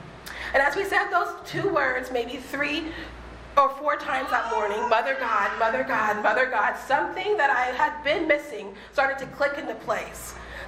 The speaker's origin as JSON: {"language": "English", "town": "Boston", "region": "Massachusetts", "country": "United States", "lives_now": "Los Angeles, United States", "said": "I came from Boston, where I could see my friends and spend time with my friends because they lived 5 or 10 minutes away from me."}